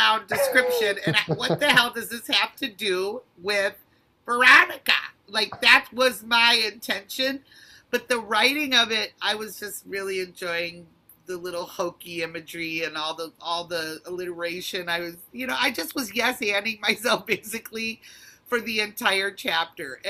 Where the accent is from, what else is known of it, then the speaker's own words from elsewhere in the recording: Detroit, Michigan, United States; moved away as an adult; now in Los Angeles, United States; I'm from Detroit, and I was raised in Detroit proper, and I am such a city girl for that reason